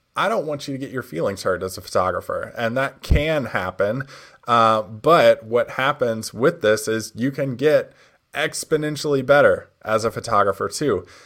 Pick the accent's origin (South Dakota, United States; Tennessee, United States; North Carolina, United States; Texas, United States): Tennessee, United States; Nashville; Nashville. That's my hometown where I'm from.